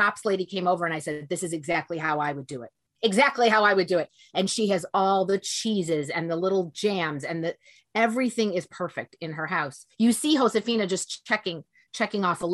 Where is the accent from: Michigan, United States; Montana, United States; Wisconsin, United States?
Michigan, United States; Detroit; moved away as an adult; also born or lived in Chicago; I'm from Michigan